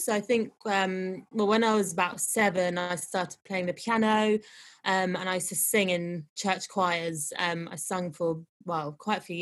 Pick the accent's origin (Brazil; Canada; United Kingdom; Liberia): United Kingdom; London; I'm from London